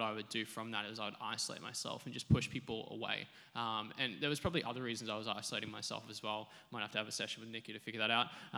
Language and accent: English; Sunshine Coast, Queensland, Australia; I was born on the Sunshine Coast